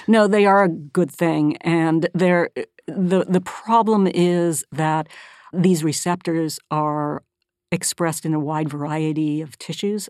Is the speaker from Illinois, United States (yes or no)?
no; Northern California, United States; born or raised there; moved away as an adult; also born or lived in Massachusetts